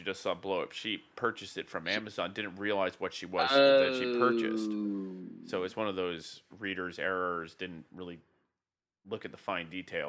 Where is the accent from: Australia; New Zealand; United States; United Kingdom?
United Kingdom; Welsh, Wales; the whole sheep thing for being Welsh.